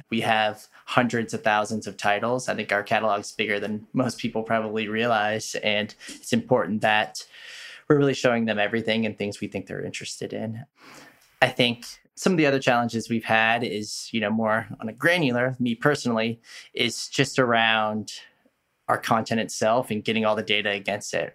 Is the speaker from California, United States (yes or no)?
yes; Bay Area, California, United States; moved away; I'm from the Bay Area originally